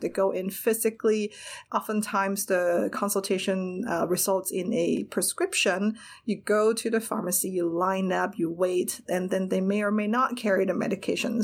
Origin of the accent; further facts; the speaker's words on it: Hong Kong; moved away as an adult; now in United States; I grew up in Hong Kong